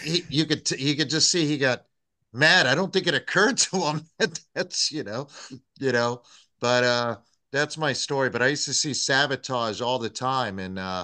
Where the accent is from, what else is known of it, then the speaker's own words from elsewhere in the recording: Tampa, Florida, United States; I'm from Tampa.